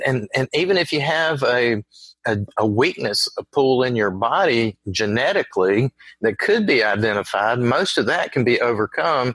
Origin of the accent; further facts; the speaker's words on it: Virginia, United States; accent: Southern; also born or lived in North Carolina / South Carolina; I grew up in the South, in Virginia